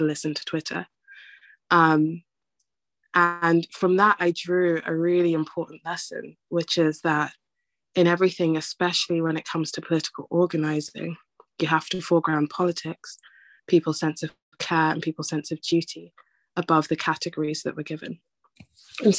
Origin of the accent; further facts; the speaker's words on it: London, United Kingdom; I grew up in Newham, the most diverse borough in London